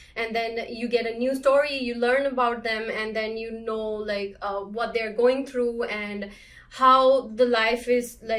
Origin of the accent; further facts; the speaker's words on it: India; moved away as an adult; now in Canada; I was born in India and moved in Canada in 2016.